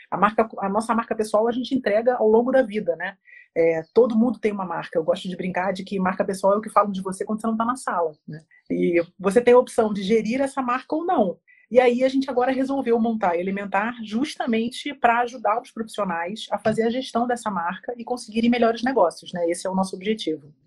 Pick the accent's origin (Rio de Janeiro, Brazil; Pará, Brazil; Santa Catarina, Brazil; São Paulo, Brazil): Rio de Janeiro, Brazil; now in Curitiba, Brazil; eu sou carioca, mas eu moro em Curitiba há 16 anos